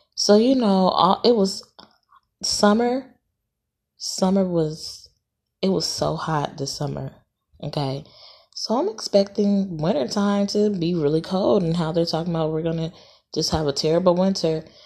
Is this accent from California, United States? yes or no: yes; Los Angeles, California, United States; also born or lived in Dallas, Texas / Atlanta, Georgia; now in Houston, United States; I'm from L A. I'm from California